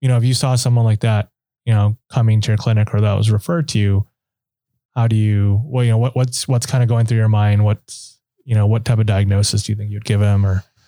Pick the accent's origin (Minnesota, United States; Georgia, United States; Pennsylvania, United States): Minnesota, United States; moved away; I'm from Minnesota originally